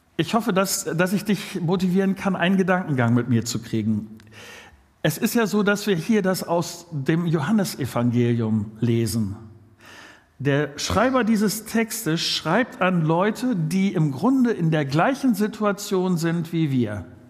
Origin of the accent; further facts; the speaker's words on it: Germany; wir sind ja als äh, Deutsche so eine Gesellschaft